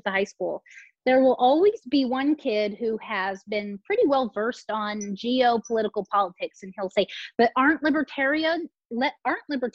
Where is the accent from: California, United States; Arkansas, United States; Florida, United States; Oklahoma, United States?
California, United States; San Diego; also born or lived in Placer County, California; I grew up in San Diego with a military family